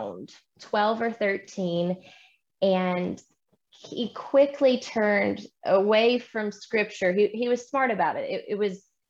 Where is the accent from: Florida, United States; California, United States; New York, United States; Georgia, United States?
Georgia, United States; moved away as an adult; now in Colorado, United States; So I grew up in Georgia, which is essentially the capital of the Bible Belt.